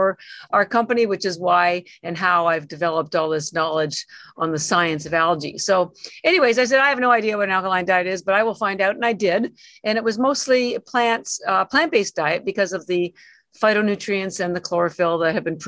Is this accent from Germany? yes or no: no; Toronto, Ontario, Canada; moved away as an adult; now in Boston, United States; I'm actually Canadian. Born in Toronto, lived around Toronto most of my life.